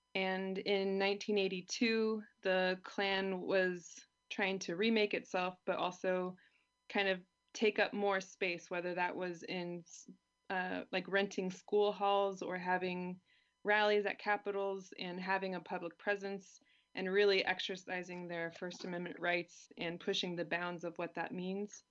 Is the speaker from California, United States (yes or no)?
yes; California, United States; moved away as an adult; now in Germany; I grew up in California